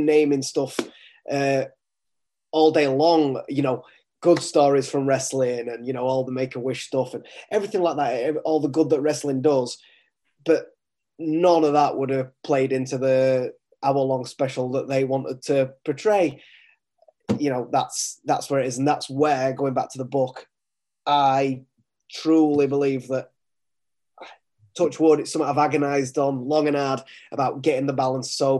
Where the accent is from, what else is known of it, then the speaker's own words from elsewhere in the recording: United Kingdom; I'm a British author, British publisher